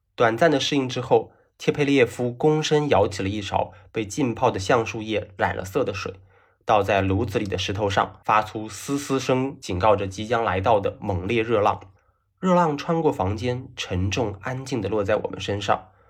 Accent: Fujian, China; 作为闽南人呢，我对台湾是有天然的好感，大家同宗同源，连语言也是一样的

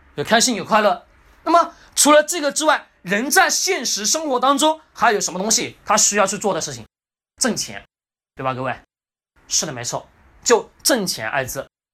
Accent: China; 我们中国人

